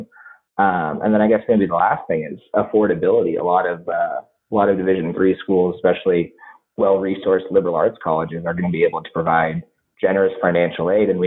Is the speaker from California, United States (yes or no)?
yes; San Diego, California, United States; moved away as an adult; I'm originally from San Diego, so I competed in Southern California junior tennis tournaments.